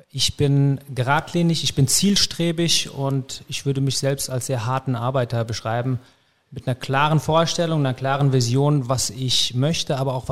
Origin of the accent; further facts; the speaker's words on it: Erlensee, Hesse, Germany; also born or lived in Hanau; Sind sie. Ich bin dann groß geworden in Erlensee, aber habe meine Jugend vor allen Dingen hier in Hanau verbracht. Auch meine kampfsportliche Zeit habe ich in Hanau verbracht